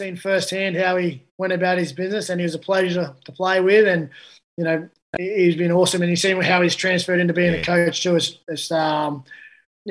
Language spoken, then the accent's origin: English; Penrith, New South Wales, Australia; I grew up in Penrith